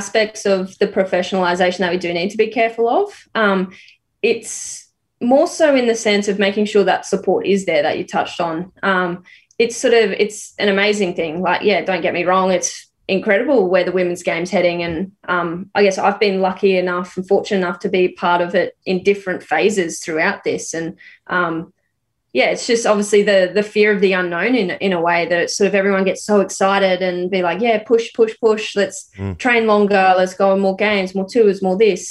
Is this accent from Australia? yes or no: yes; Rockhampton, Queensland, Australia; also born or lived in Brisbane; growing up in Rocky in a regional area